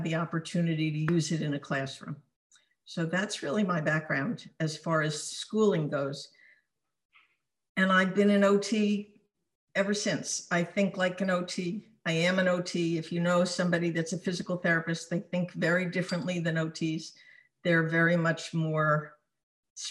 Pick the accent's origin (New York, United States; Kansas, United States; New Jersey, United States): New Jersey, United States; South Orange; moved away as an adult; also born or lived in Newark, New Jersey / Short Hills, New Jersey; now in Southern California, United States; I was born in Newark. I grew up in South Orange